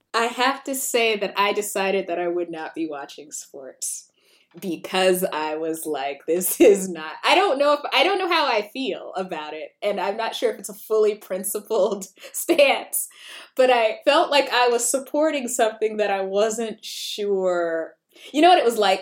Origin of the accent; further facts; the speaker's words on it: South Carolina, United States; I'm from South Carolina